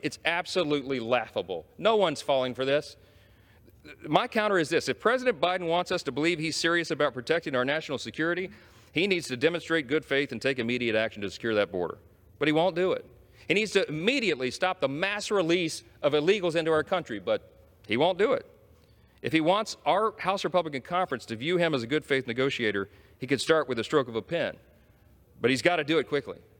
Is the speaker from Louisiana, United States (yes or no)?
yes; Shreveport, Louisiana, United States; my hometown in Shreveport, Louisiana